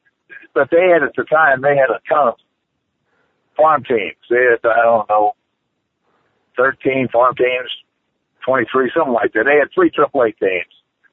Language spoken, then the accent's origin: English; Savannah, Georgia, United States; I grew up in Savannah, Georgia, and I played in all the sports.